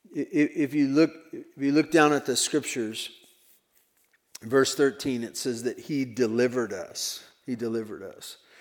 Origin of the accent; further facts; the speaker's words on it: Tehachapi, California, United States; heard that I was from Tehachapi